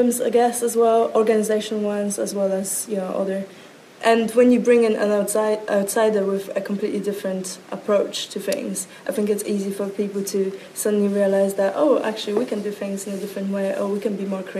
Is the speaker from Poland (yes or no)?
yes; Poland; moved away as an adult; now in London, United Kingdom; I am from a very far away village in Poland. Well, it's not actually a village, it's a very small town where nothing really happens. So when you get to about 20 years old, you have this insane pressure to suddenly pack up your stuff and leave